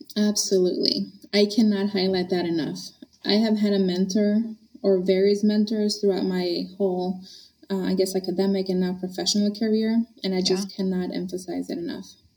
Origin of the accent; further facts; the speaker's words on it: Honduras; also born or lived in Boston area, United States; now in Boston, United States; I grew up in Honduras, Central